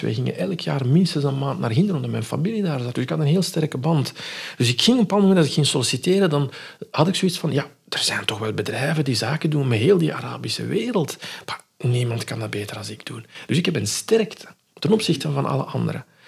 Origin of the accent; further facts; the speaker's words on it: Morocco; moved away; van onze cultuur, van waar ik vandaan kom in Marokko